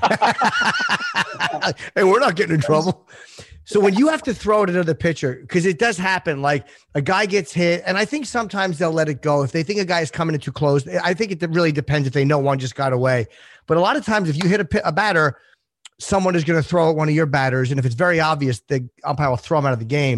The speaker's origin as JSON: {"language": "English", "region": "New Jersey", "country": "United States", "tie": "born or raised there", "said": "I grew up in New Jersey"}